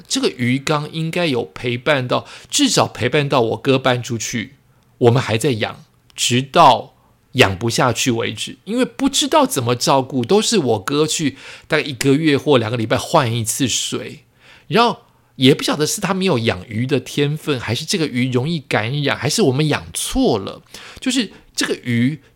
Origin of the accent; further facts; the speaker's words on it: Yonghe, New Taipei, Taiwan; also born or lived in Zhonghe, New Taipei; 我从永和搬到中和，永和是我高中以前的家